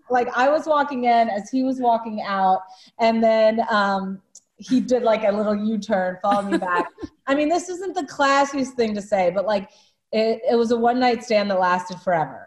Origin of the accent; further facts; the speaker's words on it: South Carolina, United States; moved away as an adult; also born or lived in Los Angeles; I grew up in South Carolina